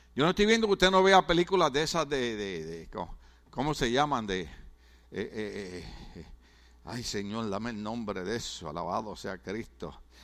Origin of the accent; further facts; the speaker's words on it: Puerto Rico; now in California, United States; en mi país, en Puerto Rico